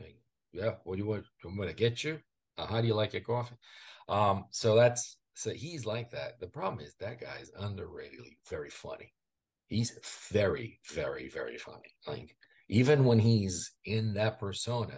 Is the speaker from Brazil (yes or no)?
yes; Brazil; English is a second language; now in United States